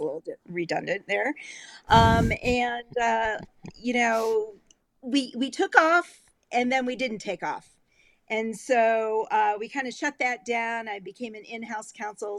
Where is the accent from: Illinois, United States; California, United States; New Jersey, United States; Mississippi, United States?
Illinois, United States; moved away; also born or lived in Colorado; I grew up in Illinois on uh, on a lake, and it was across the street from a cornfield